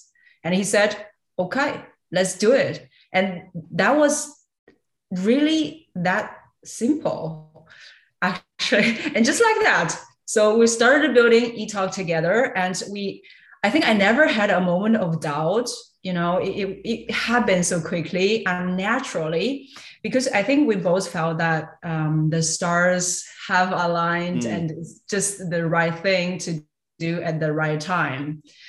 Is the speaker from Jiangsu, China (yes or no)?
yes; Nanjing, Jiangsu, China; moved away as an adult; also born or lived in Shanghai; now in Germany; I was born actually in Nanjing, which is a city also massively big next to Shanghai. But I spent my university time, lived in Shanghai for quite some time.